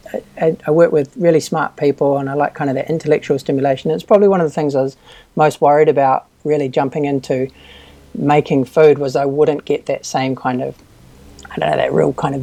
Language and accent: English; Auckland, New Zealand; also born or lived in Dunedin, New Zealand / Sydney, Australia / United Kingdom; I grew up in Auckland